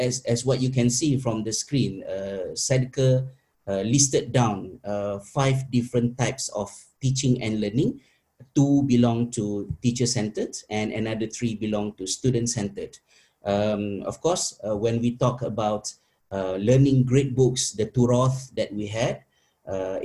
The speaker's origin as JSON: {"language": "English", "country": "Malaysia", "moved": "yes", "said": "my fellow teachers back in my home country in Malaysia"}